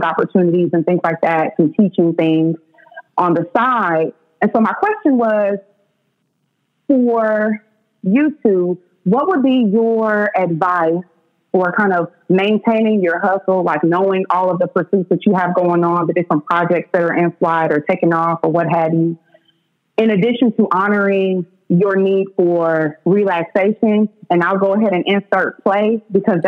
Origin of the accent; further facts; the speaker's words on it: Oklahoma City, Oklahoma, United States; I'm born and raised in Oklahoma City, shout out to the East Side